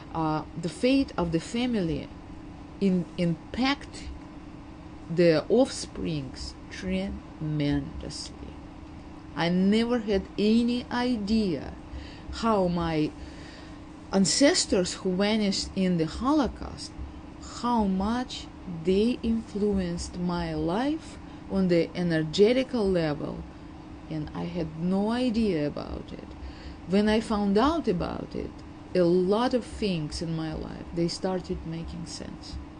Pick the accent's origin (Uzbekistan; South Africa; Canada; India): Uzbekistan; Tashkent; English is a second language; moved away as an adult; now in United States; my hometown, Tashkent